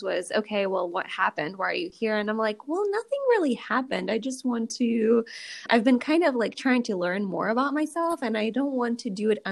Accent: Russia; moved away; I grew up in Russia

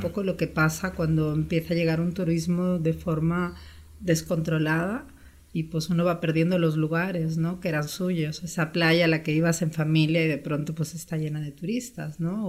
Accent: Spain; moved away as an adult; also born or lived in Brazil / Peru; now in Mexico; mis papás son españoles, vivieron 12 años allá, entonces yo ya nací viajando de alguna forma, ¿no? Regresamos a España cuando yo tenía 6 años

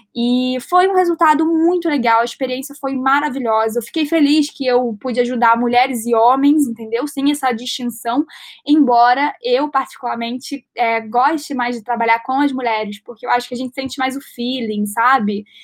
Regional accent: Rio de Janeiro, Brazil; Eu tenho 20 anos, eu sou carioca.

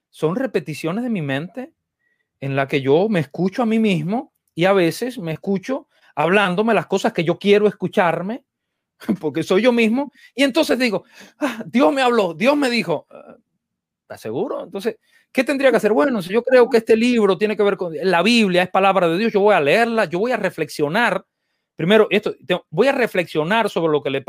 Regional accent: Dominican Republic; porque yo soy dominicano, ¿eh?

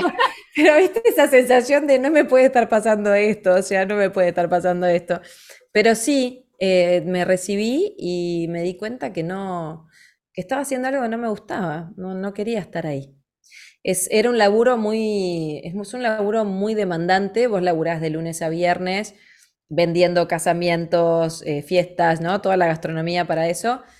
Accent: Montevideo, Uruguay; nací en Montevideo

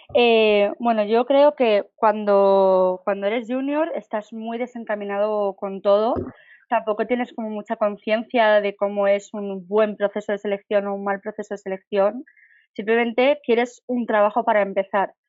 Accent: Barcelona, Catalonia, Spain; moved away as an adult; now in Madrid, Spain; soy de Barcelona, llevo viviendo en Madrid seis años

